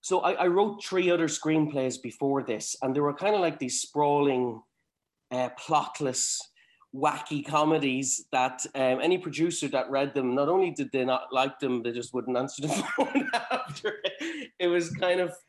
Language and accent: English; Cavan, Ulster, Ireland; growing up in Cavan